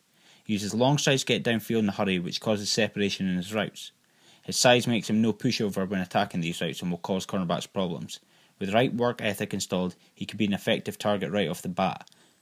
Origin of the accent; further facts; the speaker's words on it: United Kingdom; I claim to be the ultimate UK Texan superfan known as the ….